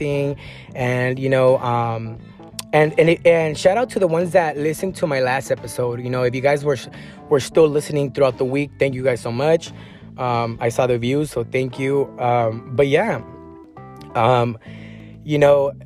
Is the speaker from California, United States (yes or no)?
yes; San Diego County area, California, United States; I grew up in like in the areas of, you know, Escondido or, you know, Vista, Oceanside